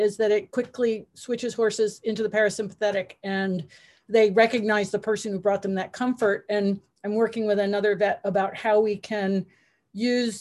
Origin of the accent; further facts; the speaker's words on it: Connecticut, United States; I'm from Connecticut